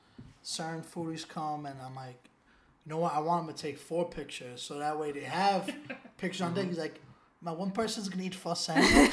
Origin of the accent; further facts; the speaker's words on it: New York City, New York, United States; growing up in Williamsburg